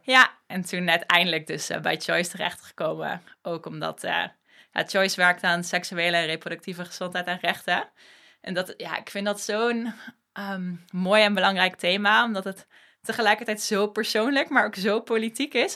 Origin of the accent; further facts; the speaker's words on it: Limburg, Netherlands; moved away as an adult; now in Amsterdam, Netherlands; opgegroeid in Limburg, op mijn 18e naar Amsterdam verhuisd